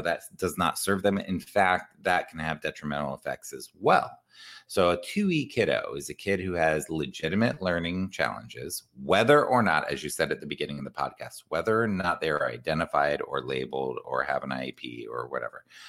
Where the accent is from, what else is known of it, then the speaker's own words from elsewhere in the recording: Columbus, Ohio, United States; I grew up in Columbus, Ohio